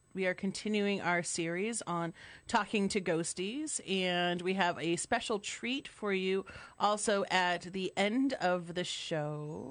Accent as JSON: {"language": "English", "region": "Massachusetts", "country": "United States", "said": "I'm from Massachusetts"}